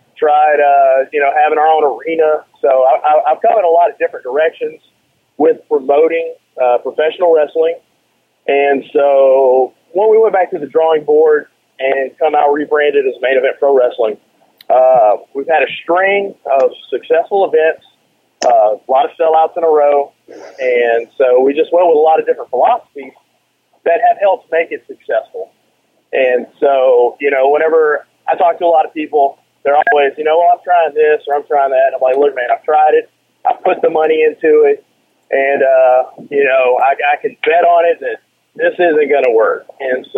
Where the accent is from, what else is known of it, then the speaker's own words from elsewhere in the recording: South Louisiana, United States; now in Texas, United States; I grew up in South Louisiana, and I went with my dad to the local Civic Auditorium